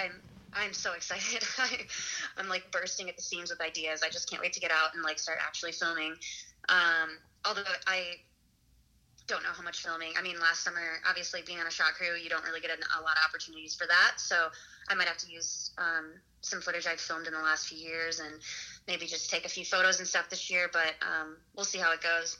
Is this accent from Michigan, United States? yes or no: yes; Michigan, United States; moved away; my home state of Michigan